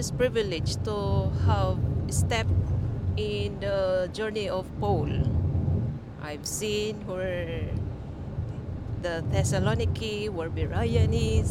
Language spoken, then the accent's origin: English; Philippines; now in Albania; from the Philippines.